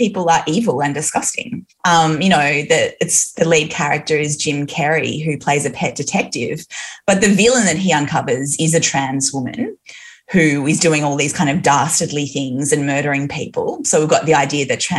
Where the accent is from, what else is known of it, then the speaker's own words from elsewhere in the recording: Newcastle, New South Wales, Australia; I was raised in Newcastle